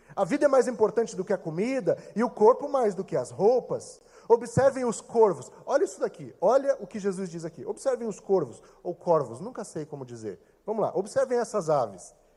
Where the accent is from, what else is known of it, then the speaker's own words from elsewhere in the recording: Brazil; sou brasileiro